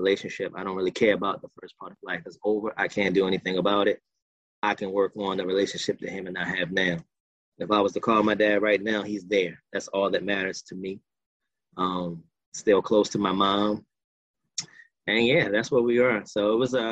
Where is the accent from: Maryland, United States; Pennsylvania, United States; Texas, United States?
Maryland, United States; Baltimore; I was born here in Baltimore, still here. I was raised in a single parent household with my mom.